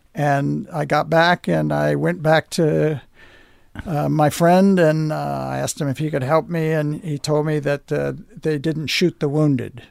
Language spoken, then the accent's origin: English; United States; But I'm an American. I live here.